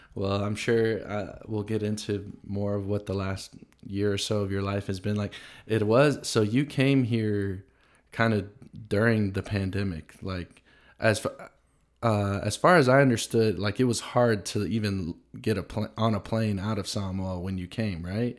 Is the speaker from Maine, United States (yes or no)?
no; Tennessee, United States; I grew up in Tennessee in the South